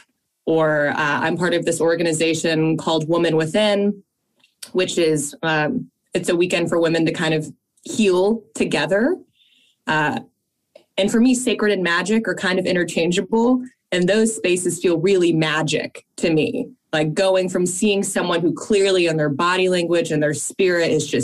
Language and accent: English; Fairfield, Connecticut, United States; we grew up in Fairfield, Connecticut